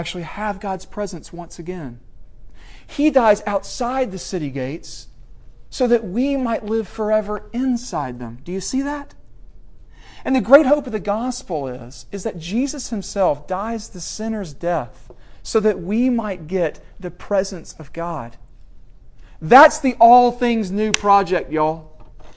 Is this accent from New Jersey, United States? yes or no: no; Middle Tennessee, United States; moved away; I'm from Middle Tennessee. When I go back there, I love it.